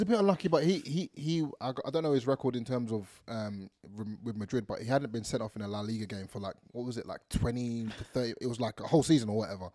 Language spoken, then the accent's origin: English; England, United Kingdom; growing up in England